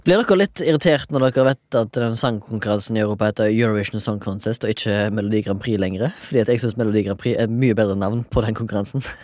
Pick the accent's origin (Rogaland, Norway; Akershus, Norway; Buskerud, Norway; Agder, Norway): Rogaland, Norway; Haugesund; now in Oslo, Norway; 34 år, fra Haugesund.